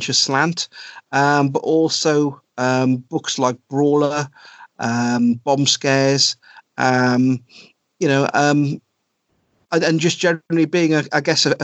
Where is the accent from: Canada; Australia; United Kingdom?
United Kingdom; South Wales; moved away as an adult; also born or lived in Cardiff / India / Germany / Thailand; I grew up in South Wales. I was born in Cardiff, but then most of my kind of certainly my teenage years and into my early 20s before I started traveling, I was in a little village